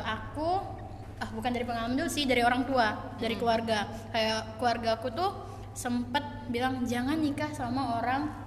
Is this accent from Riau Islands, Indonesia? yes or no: yes; Batam, Riau Islands, Indonesia; aku lahir di Batam tapi orang tua aku Palembang